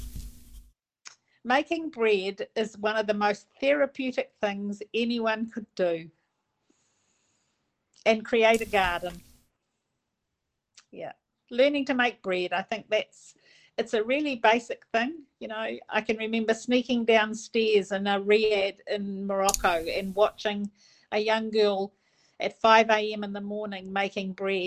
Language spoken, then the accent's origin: English; Pukekohe, Auckland, New Zealand; now in Whakatāne, New Zealand; I grew up in Pukekohe in South Auckland